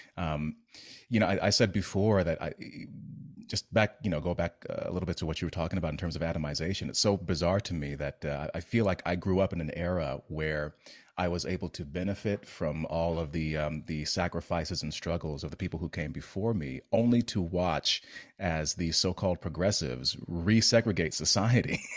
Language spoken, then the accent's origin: English; United States; as an American